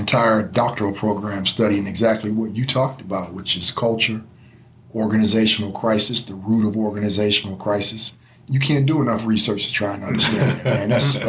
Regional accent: Michigan, United States; I grew up in Michigan

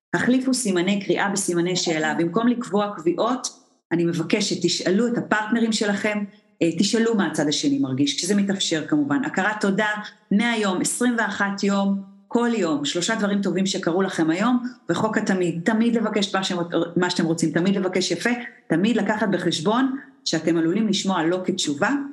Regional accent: Israel; אנחנו ישראלים

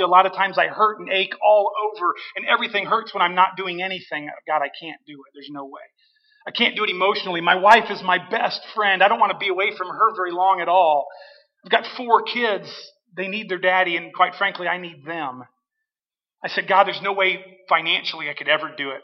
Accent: Washington, United States; moved away; I grew up here in Washington, graduated from Washington high school.

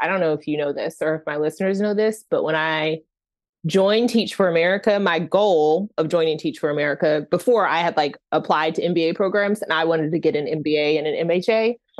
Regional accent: Oklahoma, United States; Yeah, when I tell people I'm from Oklahoma, they look at me like, there's Black people in Oklahoma?

